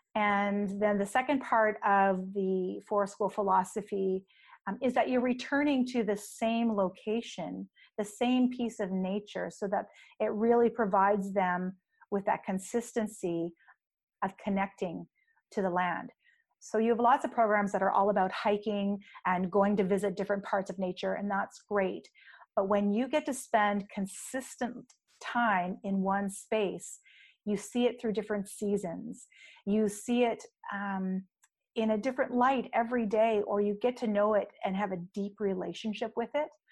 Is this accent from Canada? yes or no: yes; the Maritimes, Canada; now in Victoria, Canada; I'm from the Maritimes, so the east coast of Canada, where we get a lot of snow